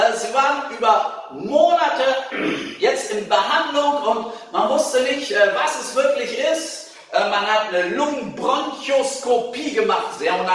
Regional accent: Hannover, Lower Saxony, Germany; Also als Hannoveraner kann ich dir nicht empfehlen, nach Braunschweig zu studieren

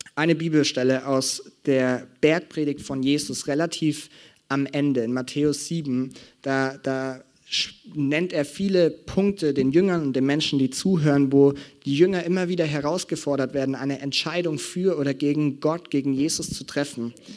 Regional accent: Franconia, Bavaria, Germany; bei uns in Franken

